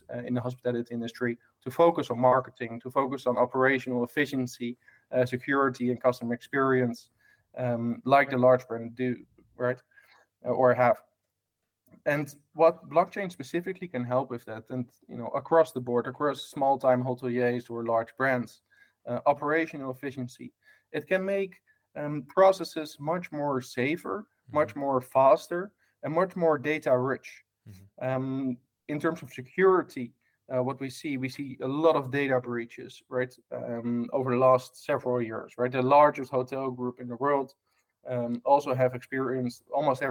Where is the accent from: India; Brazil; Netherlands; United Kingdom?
Netherlands; Amsterdam, North Holland; English is a second language; moved away; I was born in a hotel back in Amsterdam in Holland, hence my strange accent.